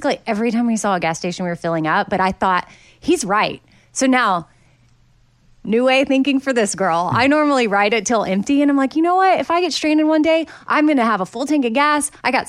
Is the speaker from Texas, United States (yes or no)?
yes; Texas, United States; you know, I grew up in Texas. There was not always severe weather, which is why what's happening there right now is so crazy in Austin.